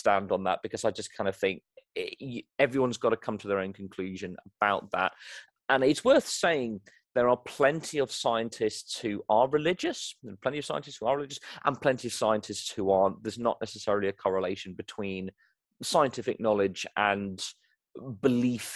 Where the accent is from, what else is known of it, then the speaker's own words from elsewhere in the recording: United Kingdom; accent: British; also born or lived in Nigeria; I was raised in Nigeria on a missionary compound, but I returned to the UK, as you can probably tell from my accent, I am British, returned to the United Kingdom, started school there